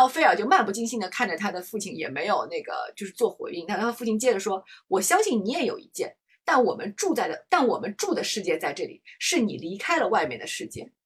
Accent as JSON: {"language": "Chinese", "country": "China", "said": "我们中国人"}